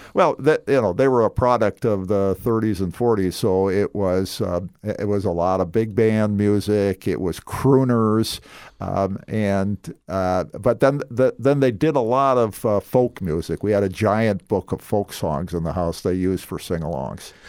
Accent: Minneapolis, Minnesota, United States; moved away as an adult; also born or lived in Scottsdale, Arizona; now in Southwest Florida, United States; I grew up in South Minneapolis in Minnesota

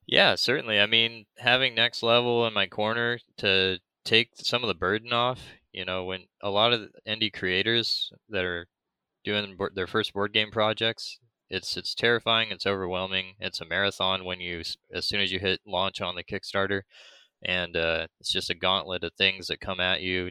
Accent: United States; I'm from America and we speak American

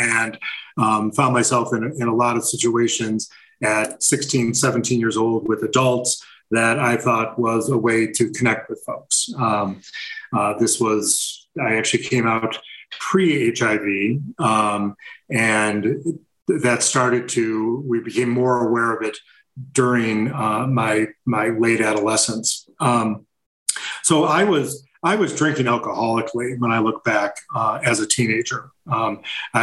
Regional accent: Buffalo, New York, United States; I grew up in Buffalo, New York

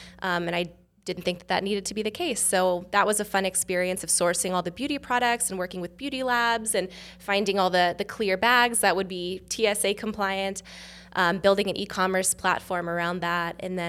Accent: California, United States; From California. Okay. Yeah. I was in a similar role at UC Irvine.

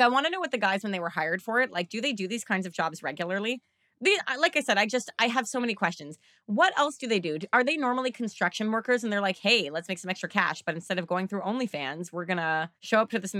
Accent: Canada; it's also me and I'm Canadian.

